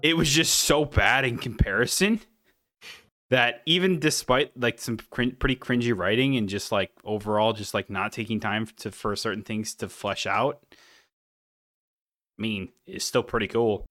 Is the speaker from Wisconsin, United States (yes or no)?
yes; Wisconsin, United States; we're from Wisconsin